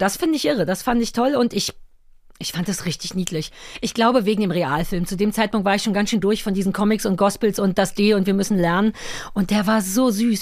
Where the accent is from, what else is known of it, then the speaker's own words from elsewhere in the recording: Berlin, Germany; ich bin in Berlin-Mitte groß geworden